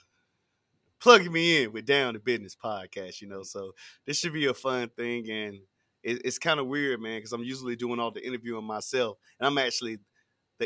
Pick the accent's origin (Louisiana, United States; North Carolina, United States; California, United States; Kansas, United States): North Carolina, United States; Tarboro; I've been born and raised in Tarboro, North Carolina